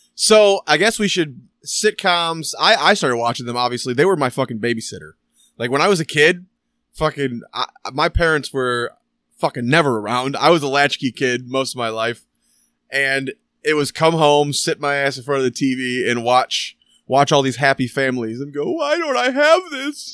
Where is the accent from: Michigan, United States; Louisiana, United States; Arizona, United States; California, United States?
Michigan, United States; We're from Michigan. I'm from Michigan